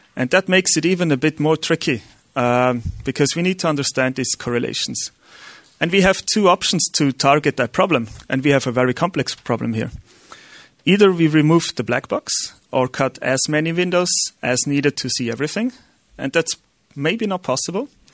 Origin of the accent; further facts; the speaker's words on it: Austria; English is a second language; I'm Austrian, so my accent is not really accurate.